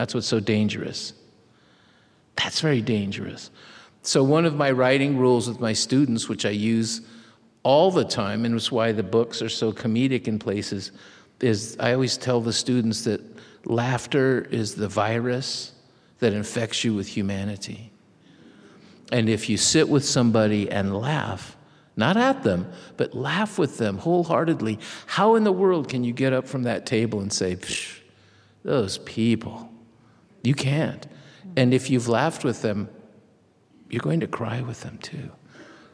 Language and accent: English; Mexico; accent: Mexican; It's no accident to me that in fifth grade, I lost my Mexican accent and started speaking like my mother.